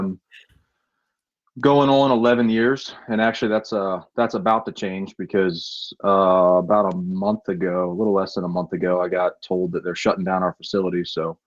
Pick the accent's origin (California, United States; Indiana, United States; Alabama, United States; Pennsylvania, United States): Pennsylvania, United States; Williamsport; I'm from Williamsport